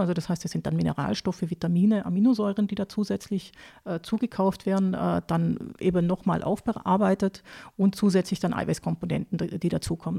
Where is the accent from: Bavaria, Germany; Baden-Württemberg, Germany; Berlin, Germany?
Baden-Württemberg, Germany; moved away as an adult; also born or lived in Lower Austria; now in Austria; ich bin äh, aufgewachsen in Süddeutschland, also in Nähe vom, vom Bodensee, also Baden-Württemberg